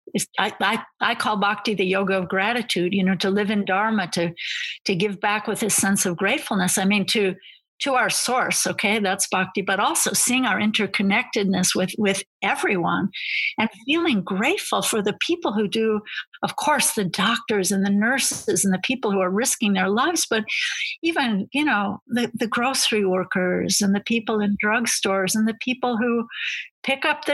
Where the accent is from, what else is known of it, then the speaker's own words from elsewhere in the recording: United States; as an American